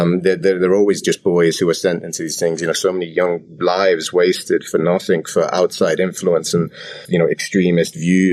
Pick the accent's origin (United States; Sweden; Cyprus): Cyprus; also born or lived in England; So I grew up in Cyprus and I was born in England. I came to Cyprus when I was 14.